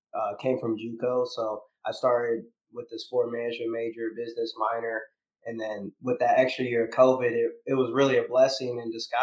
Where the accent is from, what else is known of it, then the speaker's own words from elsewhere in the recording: Iowa City, Iowa, United States; moved away as an adult; now in Houston, United States; I'm from Iowa City, Iowa originally.